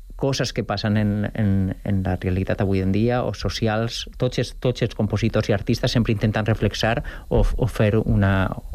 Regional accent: Valencian Community, Spain; now in Sant Cugat del Vallès, Spain; jo sóc valencià, però jo ja sóc més Cugatent que València, quasi

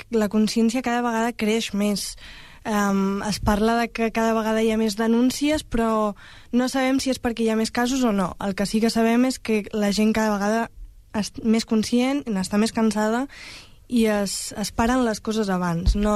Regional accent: El Prat de Llobregat, Catalonia, Spain; som dones del Prat molt, molt normals però que totes tenim, compartim la consciència feminista.

